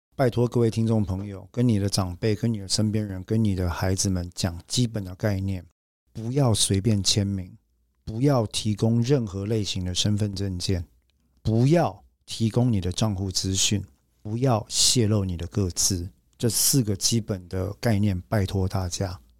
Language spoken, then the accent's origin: Chinese; Taiwan; 我们台湾人讲说